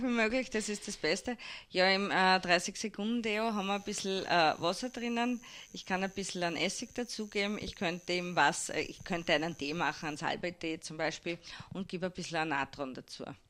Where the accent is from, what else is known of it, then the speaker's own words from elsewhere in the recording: Hirm, Burgenland, Austria; also born or lived in Vienna; now in Mattersburg, Austria; geboren in Wien, aufgewachsen in Hirn